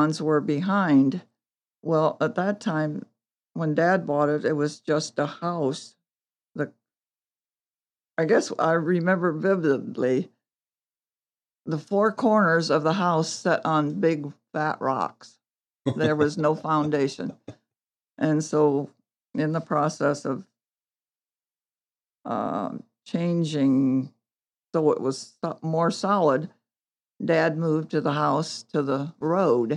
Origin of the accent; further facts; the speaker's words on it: Montpelier, Ohio, United States; now in Cicero, United States; I was born in Montpelier, Ohio, in town, which was unusual